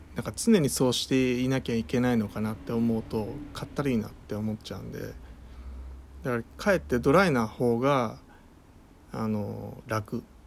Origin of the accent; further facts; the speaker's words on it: Kanto, Japan; 僕はあの関東生まれなので。で関東育ち